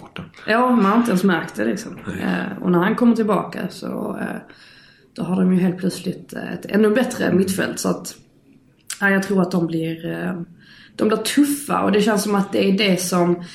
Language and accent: Swedish; Skåne, Sweden; jag är skåning